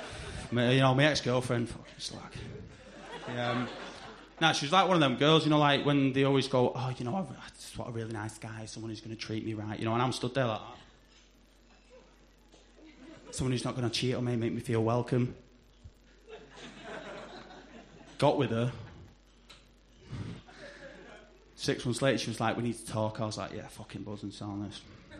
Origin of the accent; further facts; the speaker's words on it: Salford, North West England, United Kingdom; I come from Salford tonight, anyone?